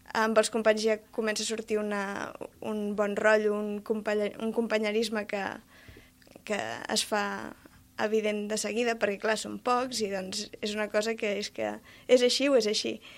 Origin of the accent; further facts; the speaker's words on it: Els Pallaresos, Catalonia, Spain; jo sóc de Pallaresos